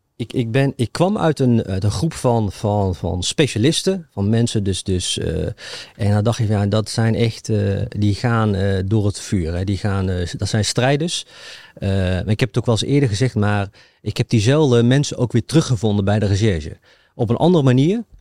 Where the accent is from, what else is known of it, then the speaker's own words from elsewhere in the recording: Achterhoek, Gelderland, Netherlands; ik, kom overigens uit de Achterhoek